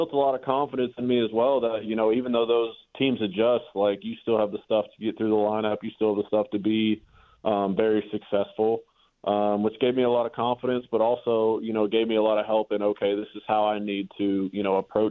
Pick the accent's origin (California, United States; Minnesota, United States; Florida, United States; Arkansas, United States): Arkansas, United States; growing up in Arkansas